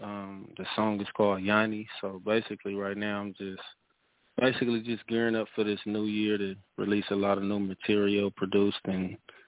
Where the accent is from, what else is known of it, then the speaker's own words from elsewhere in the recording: California, United States; now in Las Vegas, United States; I'm from California though.